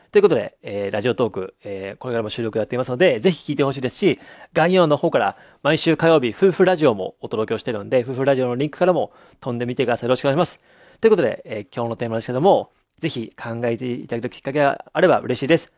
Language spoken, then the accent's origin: Japanese; Abashiri, Hokkaido, Japan; moved away; 僕の実家も何度も言いますけども、北海道の網走市